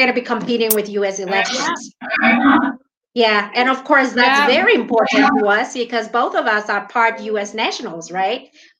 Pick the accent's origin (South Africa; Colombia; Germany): South Africa; So I'm streaming from South Africa. You're streaming from New Zealand. Both of us are we're dual citizens, right? You are American Kiwi. I'm South African American.